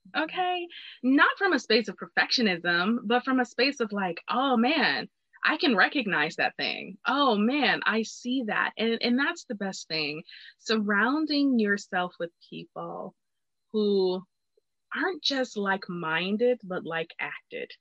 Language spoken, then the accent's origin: English; Detroit, Michigan, United States; I was from Detroit